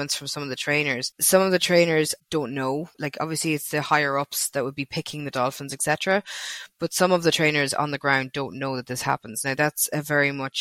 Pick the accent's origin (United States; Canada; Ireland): Ireland; Castlebar, Connacht; I'm from Castlebar in Mayo